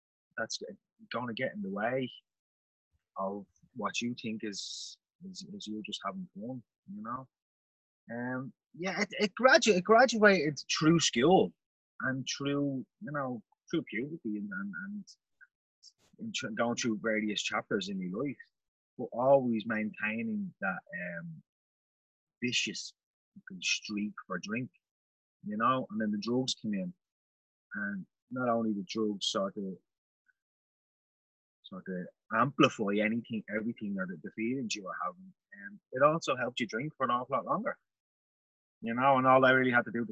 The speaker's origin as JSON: {"language": "English", "country": "Ireland", "said": "I am Irish. I don't think I have any American relations whatsoever"}